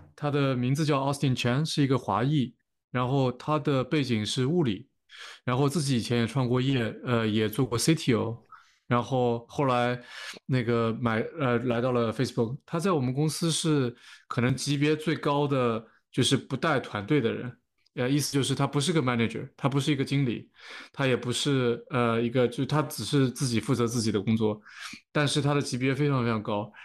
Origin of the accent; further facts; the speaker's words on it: China; moved away; 当时我那届也就我一个中国人